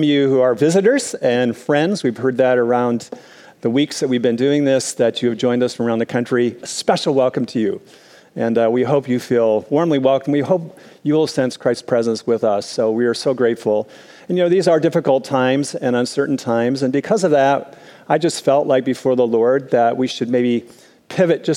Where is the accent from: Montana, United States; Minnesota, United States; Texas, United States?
Minnesota, United States; as a kid growing up in Minnesota, I experienced lots of snow days